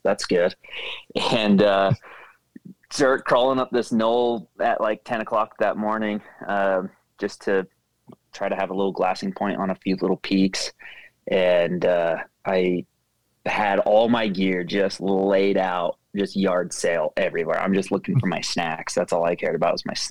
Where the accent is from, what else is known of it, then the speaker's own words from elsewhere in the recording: St. George, Utah, United States; I'm born and raised in St. George, Utah, so it's very hot in the summer here